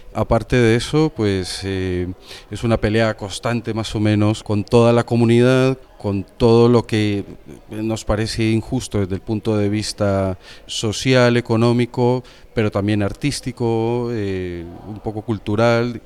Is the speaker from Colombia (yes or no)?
yes; Medellín, Antioquia, Colombia; now in Spain; yo soy de Medellín